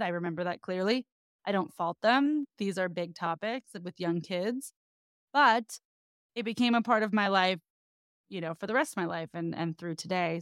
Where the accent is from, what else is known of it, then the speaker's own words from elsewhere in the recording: the Bay Area, California, United States; now in Los Angeles, United States; I'm from the Bay, I've been in L A a long time now